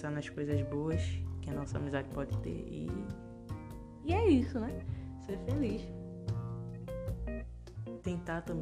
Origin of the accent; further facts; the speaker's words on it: Northeast Region, Brazil; Porque eu sou nordestino, eu falo assim, mas minha mãe é que me ensinou.